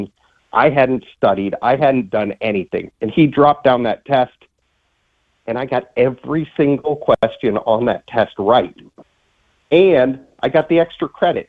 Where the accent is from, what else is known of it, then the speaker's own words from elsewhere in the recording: Northeast Ohio, United States; now in Charleston, United States; we saw plenty of snow where I grew up in Northeast Ohio.